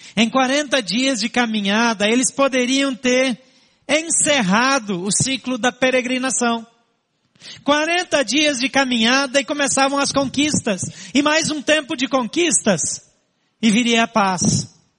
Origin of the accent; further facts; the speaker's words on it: Barro Preto, Paraná, Brazil; moved away; Eu saí de um lugar chamado Barro Preto. Mas não é aquele barro preto chique lá de Minas, não. É um buraco chamado Barro Preto, no interior do Paraná